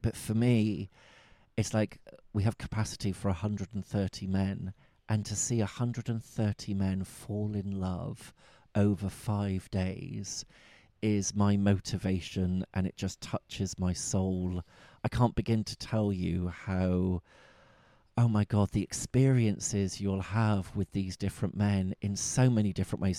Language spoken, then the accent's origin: English; Bristol, South West England, United Kingdom; accent: Bristol; my Bristol accent